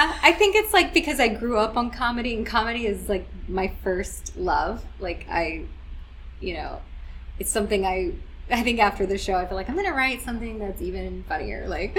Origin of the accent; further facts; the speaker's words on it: the South, United States; I also wanted to come back kind of to my roots. Like, I am from the South